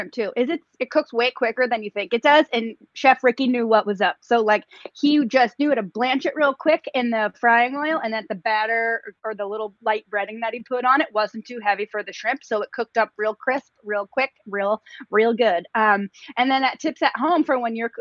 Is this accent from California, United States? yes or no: no; Boston, Massachusetts, United States; I'm from Boston. I live in New England.